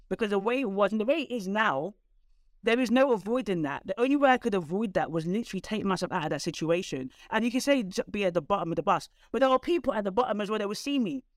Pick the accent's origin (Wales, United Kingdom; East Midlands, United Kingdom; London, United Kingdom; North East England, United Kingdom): London, United Kingdom; I was one of the only few people from North London